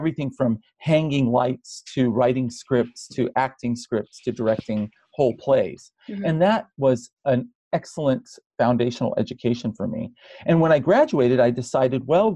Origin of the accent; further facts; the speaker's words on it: United States; Arab Americans